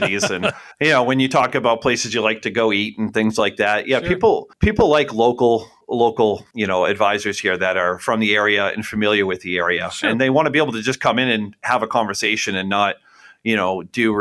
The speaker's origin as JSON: {"language": "English", "town": "Buxton", "region": "Maine", "country": "United States", "tie": "born or raised there", "also_born_or_lived": "Scarborough, Maine", "said": "Born and raised here in southern Maine. I went to Bon Eagle High School, grew up right in Buxton."}